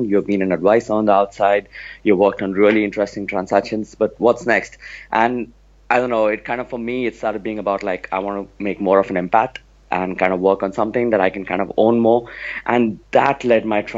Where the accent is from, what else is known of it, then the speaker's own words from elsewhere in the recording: Mumbai, Maharashtra, India; moved away as an adult; also born or lived in New York, United States; now in United States; I'm originally from Bombay, and I moved to the US around 10 years back